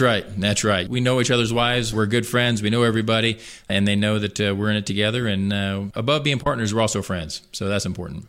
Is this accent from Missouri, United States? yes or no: yes; Columbia, Missouri, United States; I was born and raised in Columbia. Lived here my entire life, all forty-three years